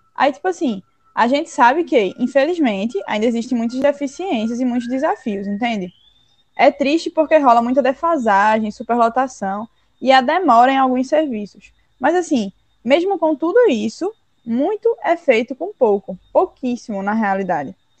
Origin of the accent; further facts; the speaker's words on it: Brazil; nós, enquanto brasileiros